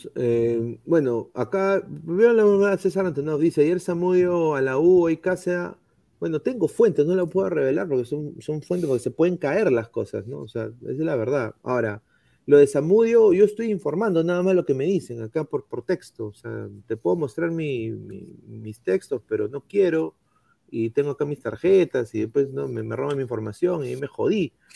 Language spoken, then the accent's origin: Spanish; Peru; now in United States; todos somos peruanos